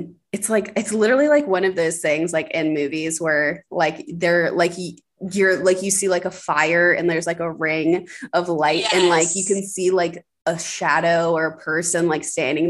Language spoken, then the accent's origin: English; the South, Southern United States, United States; accent: Southern; That warrior is a hard word for me as a Southerner. And it's like lawyer. Like it's one of the only words that I really have an accent on